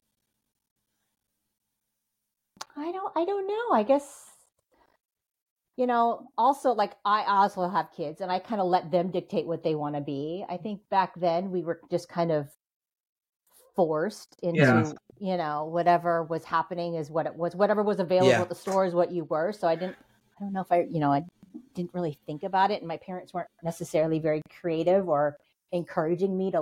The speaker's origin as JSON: {"language": "English", "town": "Seattle", "region": "Washington", "country": "United States", "tie": "born or raised there", "said": "I'm born and raised in Seattle"}